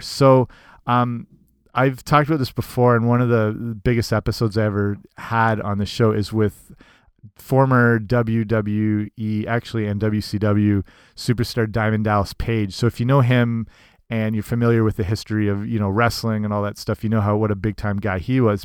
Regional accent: Southwestern Ontario, Canada; I'm from Southwestern Ontario, which is kind of the hockey hotbed

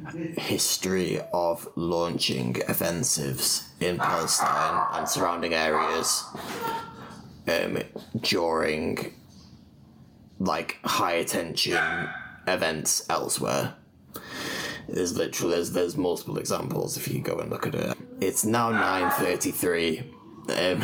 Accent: Scotland, United Kingdom; now in Zurich, Switzerland; I'm originally from Scotland, but I'm half Punjabi from my dad's side. I'm also based in Zurich at the moment

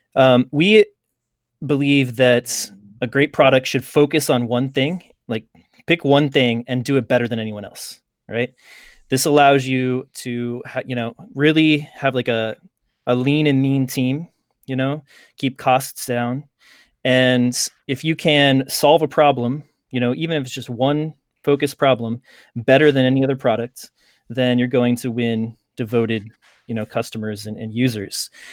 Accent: Lawrence, Kansas, United States; I grew up just outside of Kansas City in, uh, Lawrence, Kansas

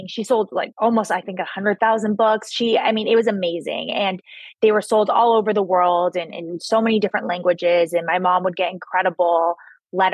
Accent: San Clemente, California, United States; also born or lived in New York; I was born and raised in Southern California, grew up in a small beach town down in South Orange County called San Clemente.

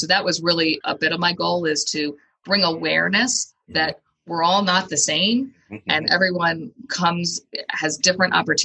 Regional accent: Howard County, Maryland, United States; I grew up in Howard County

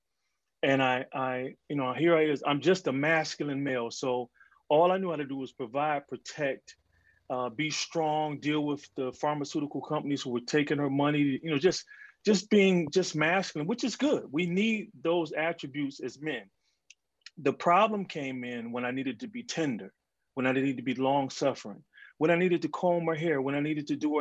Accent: Detroit, Michigan, United States; I grew up in Detroit

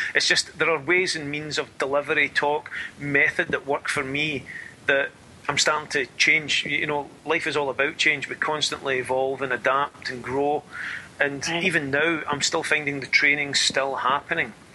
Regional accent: Scotland, United Kingdom; I'm Scottish

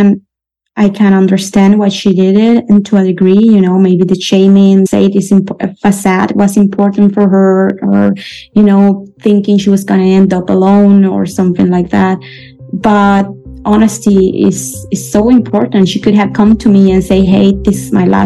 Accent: Venezuela; English is a second language; moved away as an adult; now in Switzerland; I was born and raised in Venezuela, and now I'm settled in Switzerland

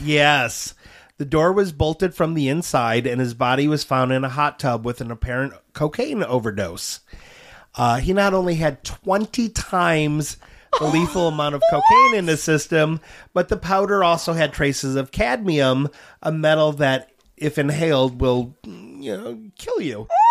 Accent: Auburn Road and Dequindre, Michigan, United States; It was on Auburn Road just east of DeQuinder, and I grew up at eighteen in DeQuinder

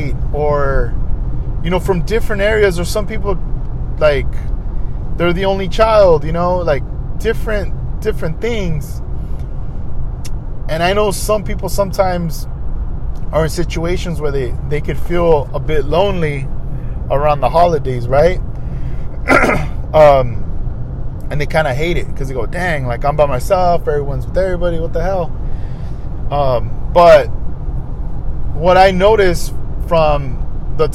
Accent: Oxnard, California, United States; also born or lived in Ventura / Los Angeles; growing up in Oxnard

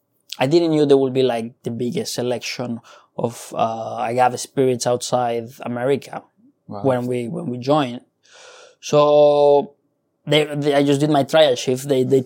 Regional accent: San Luis Potosí, Mexico; moved away as an adult; now in London, United Kingdom; I'm from Mexico. Yeah. I'm from a city called San Luis Potosi.

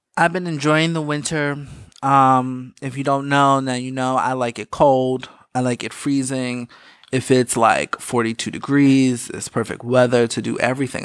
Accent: East Coast, United States; I'm from the East Coast.

